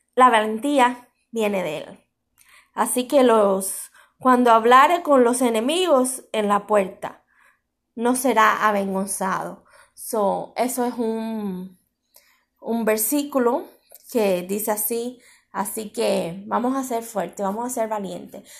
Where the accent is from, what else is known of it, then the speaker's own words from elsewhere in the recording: Cuba; ya oré por mi tierra, ya oré por Cuba